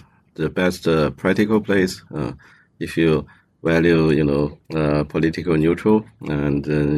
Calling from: Longyearbyen, Svalbard, Norway; Yeah, I'm from Longyearbyen, Svalbard. It's an Arctic island.

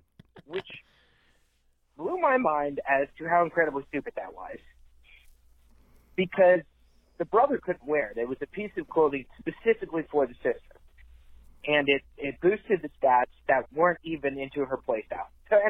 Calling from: Tennessee, United States; calling from Tennessee.

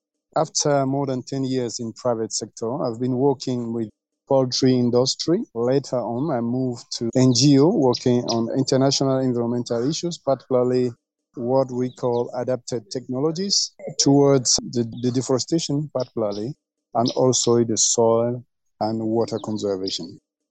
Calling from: Dschang, West, Cameroon; English is a second language; I'm connecting from Dschang. Dschang is my university, is the campus. And the university is located in the Western Highlands of Cameroon, 1,400 meters above sea level.

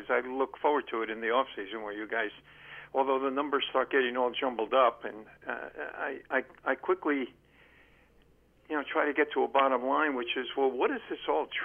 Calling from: Columbia, Maryland, United States; Yeah, Len from Columbia, Maryland.

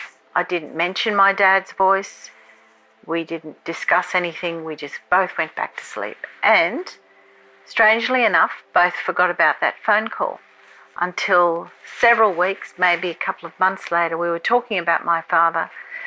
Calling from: Australia; I'm calling from Australia.

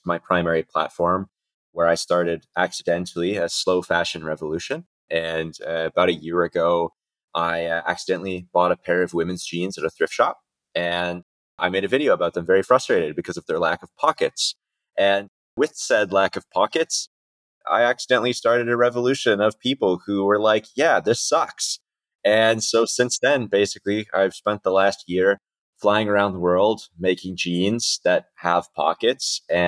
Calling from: Istanbul, Turkey; I am calling in today from Istanbul in Turkey.

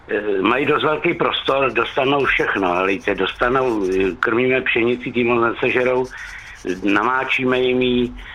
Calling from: Netolice, South Bohemian Region, Czechia; Dobrý den, já jsem z Netolická a štípou se nám slepice.

